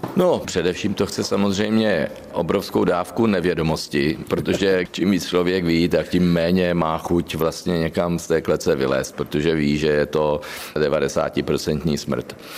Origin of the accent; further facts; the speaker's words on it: Znojmo, South Moravian Region, Czechia; znojemská okurka, je to prostě moje rodné město, tam, kde jsem započal svoji pouť